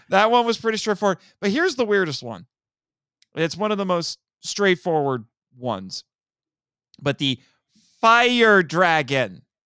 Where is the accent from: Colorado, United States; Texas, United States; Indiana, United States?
Indiana, United States; in my home state of Indiana